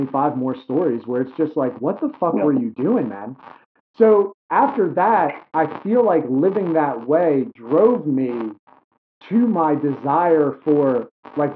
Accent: New York City, New York, United States; now in Delaware, United States; I grew up in New York City

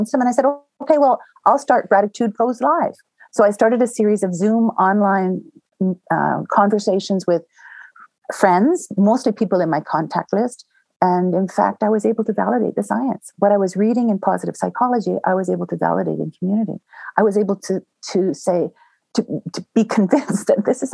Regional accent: Southern Ontario, Canada; now in Banff, Canada; I grew up in Southern Ontario

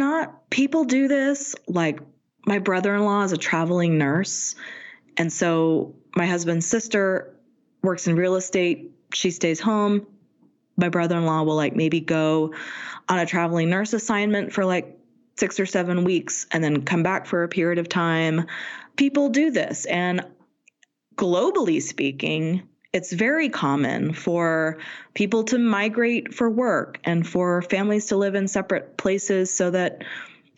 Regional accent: Pacifica, California, United States; moved away as an adult; also born or lived in San Francisco; now in Salt Lake City, United States; which is where we met doing community theater and where I moved when I was like 12. And when my mom remarried, we moved from San Francisco to Pacifica.

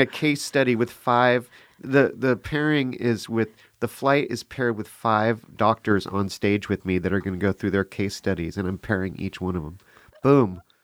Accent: Sonoma County, California, United States; And I grew up in Sonoma County, so, uh, lots of time spent in Sebastopol

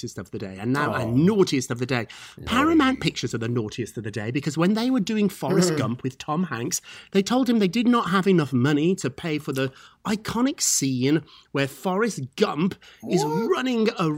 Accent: United Kingdom; now in United States; I'm a dual citizen, so I've kept my British citizenship, but I'm also an American citizen too

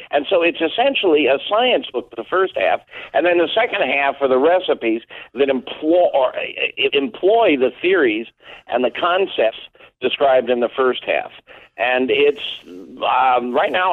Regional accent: East Coast, United States; now in Chicago suburbs, United States; I was raised on the East Coast with seafood

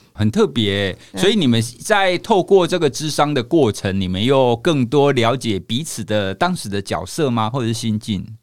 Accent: Taiwan; 我是在台湾土生土长的一个孩子

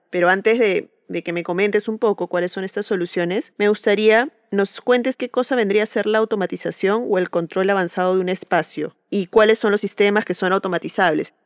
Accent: Peru; soy arquitecta peruana

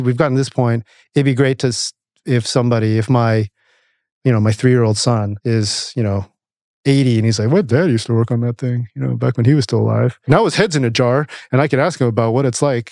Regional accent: Camarillo, California, United States; also born or lived in St. Louis, Missouri; our town, little town of Camarillo. My parents moved there in the 70s. Actually, I was born in St. Louis

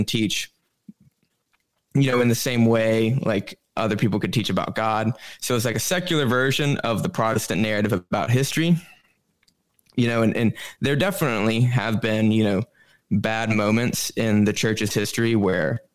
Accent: Alabama, United States; moved away as an adult; also born or lived in Bronx, New York City; now in New York City, United States; I grew up in Alabama, so the middle of the Bible Belt

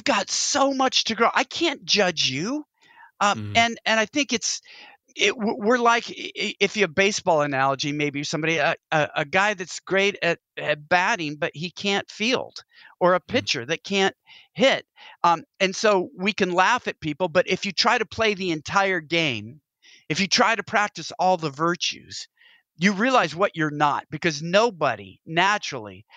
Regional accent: Pacific Northwest, United States; I'm from the Pacific Northwest

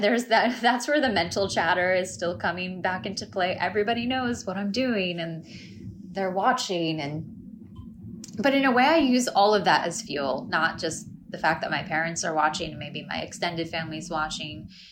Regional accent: United States; accent: American; I'm also American

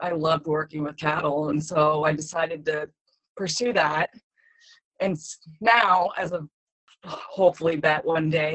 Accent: Iowa, United States; also born or lived in Rapid City, South Dakota / San Diego, California; moved to Iowa in 5th grade

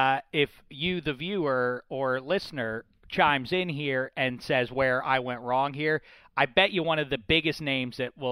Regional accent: Pittsburgh, Pennsylvania, United States; I'm from Steeltown.

